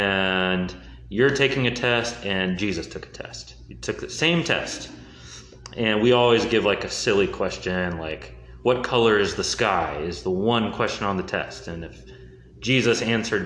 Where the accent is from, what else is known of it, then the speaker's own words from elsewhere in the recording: Houston, Texas, United States; also born or lived in Durham, North Carolina / Minnesota; I lived in Minnesota for 8 years and then moved down to Houston